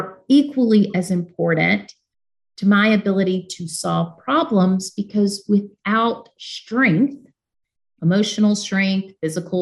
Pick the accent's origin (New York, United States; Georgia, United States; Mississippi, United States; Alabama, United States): Alabama, United States; Birmingham; moved away as an adult; now in Washington, D.C., United States; I was born in Birmingham, Alabama, to two parents who had endured all of the ugliness tied and attached to growing up in southern states